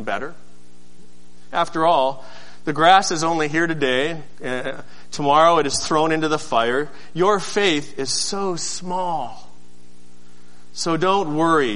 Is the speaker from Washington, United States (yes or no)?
yes; Seattle, Washington, United States; moved away; I'm from Seattle